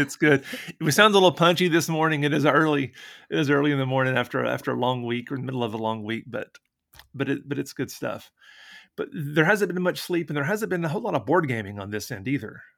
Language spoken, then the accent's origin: English; Tennessee, United States; now in Indiana, United States; I'm also from Tennessee